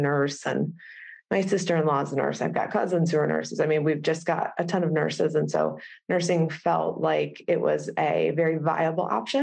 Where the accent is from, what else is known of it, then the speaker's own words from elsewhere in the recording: Cleveland, Ohio, United States; moved away as an adult; also born or lived in Chicago; We're from Cleveland originally